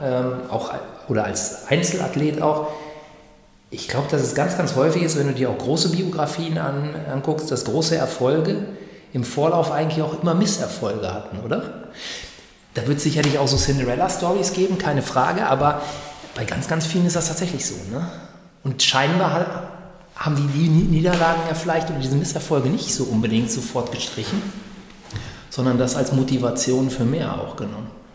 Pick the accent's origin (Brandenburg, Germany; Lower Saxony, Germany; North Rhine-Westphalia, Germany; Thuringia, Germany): Lower Saxony, Germany; Greater Hanover area or Göttingen; also born or lived in East Westphalia; now in Münster, Germany; ich komme aus dem Großraum Hannover äh, oder Göttingen eben